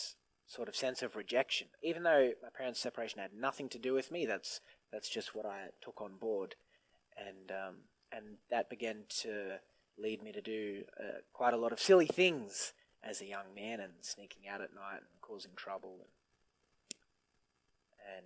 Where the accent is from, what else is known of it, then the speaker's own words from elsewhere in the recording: Griffith, New South Wales, Australia; I was born and raised in Griffith, and I was always raised in church.